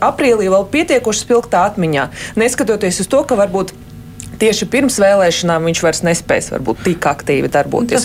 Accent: Riga, Latvia; kā rīdziniece

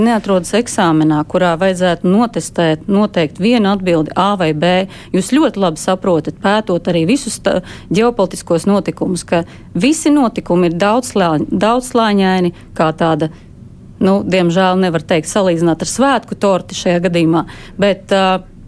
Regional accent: Latvia; Es esmu dzimusi Latvijā, visu savu mūžu esmu nodzīvojis Latvijā tieši tāpat kā mani senči.

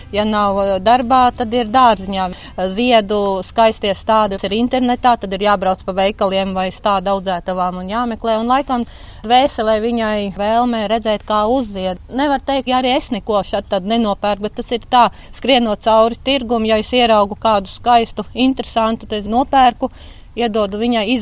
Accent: Ozoli, Kuldīga Municipality, Latvia; Es esmu dzimusi Kuldīgā, dzīvoju Rendas pagastā. Es esmu purva meitene, jo Rendas kolhozā ir tāds purvs ozoli.

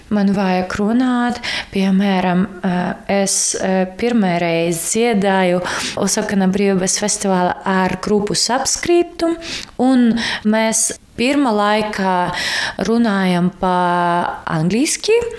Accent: Kharkiv, Kharkiv Oblast, Ukraine; Latvian is a second language; moved away as an adult; now in Latvia; mēs no Harkivā

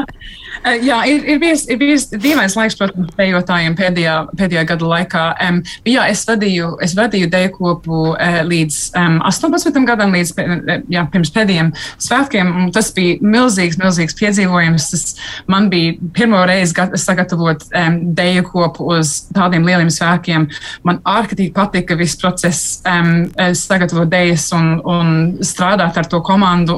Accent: United Kingdom; es esmu gan, gan brita, gan latvieta

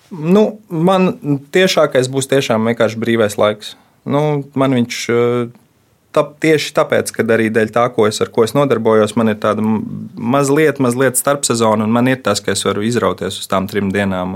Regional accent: Cēsis, Latvia; es nāku no cēsīm

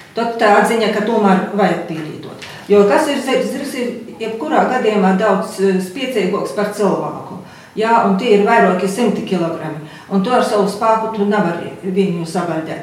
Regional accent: Latvia; Esmu dzimusi tepat Latvijā

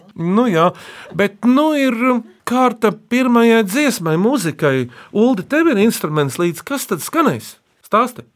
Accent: Dzilnuciems, Latvia; esmu no Dzilnu ciema

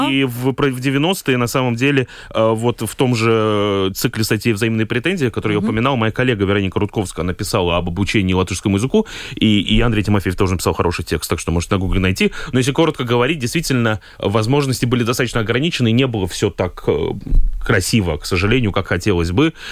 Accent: Daugavpils, Latvia; accent: Daugavpils; И, и, и шутка ходила про мой долговпилский акцент и так далее.

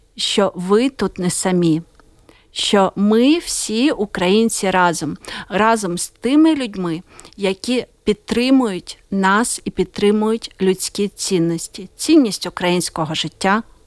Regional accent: Ukraine; я з України.

